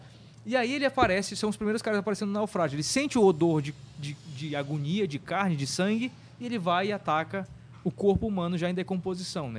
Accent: Amazon, Brazil; nós chamamos aqui na Amazônia

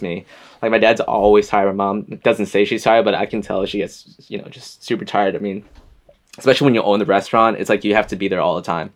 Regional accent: West Hartford, Connecticut, United States; also born or lived in Boston, Massachusetts; I'm from Connecticut, from a small town called West Hartford

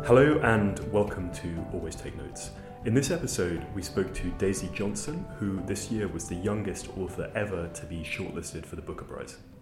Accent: Cambridge, East of England, United Kingdom; I grew up in Cambridge

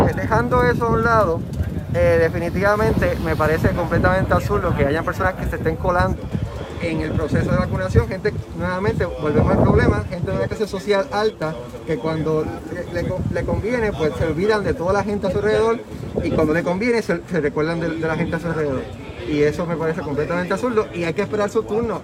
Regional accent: Puerto Rico

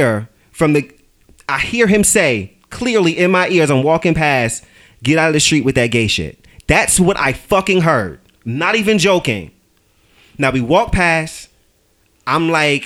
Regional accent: New York City, New York, United States; moved away; I'm from Brooklyn

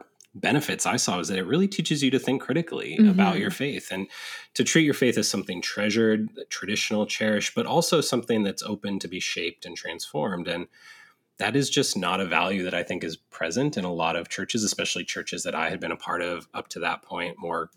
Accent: Northern California, United States; also born or lived in San Diego; I was raised in Northern California, but I had gone to college in San Diego.

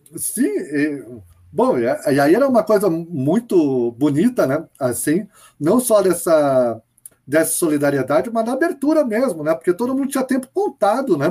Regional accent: Brazil; A gente é brasileiro

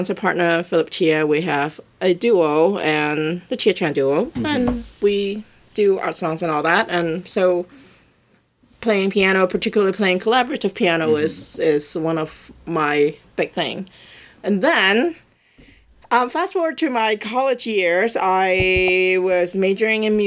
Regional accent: Hong Kong; moved away as an adult; now in New York, United States; I am originally from Hong Kong, and I grew up there

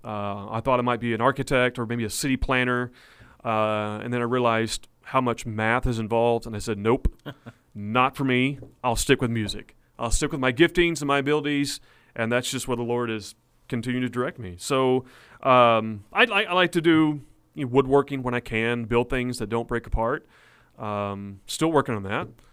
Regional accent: Blanchard, Oklahoma, United States; grew up in the town of Blanchard, Oklahoma, as a pastor's kid my whole life

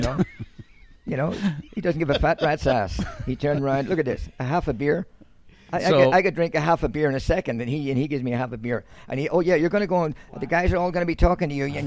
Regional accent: Northern Ireland, United Kingdom; moved away as an adult; I was born in the North, educated in the South.

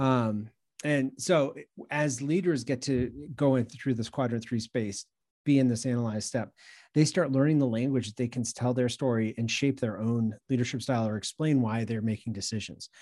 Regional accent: New England, United States; also born or lived in Long Island, New York; now in Greenville, United States; I'm from the Northeast. I grew up in New England and, uh, did a decade or so on Long Island, New York

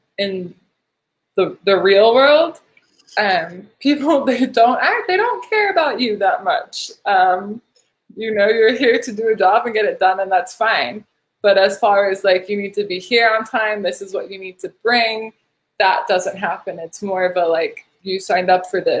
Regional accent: United States; as an American

